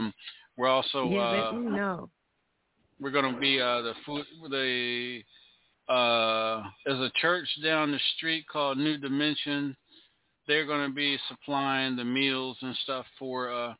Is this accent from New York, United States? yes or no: no; Maryland, United States; I'm from Maryland